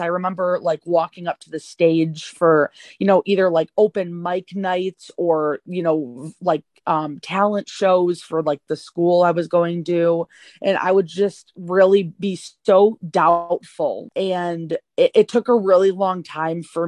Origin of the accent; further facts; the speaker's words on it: Tampa, Florida, United States; also born or lived in Chicago suburbs, Illinois; now in Chicago, United States; I was raised in Tampa, Florida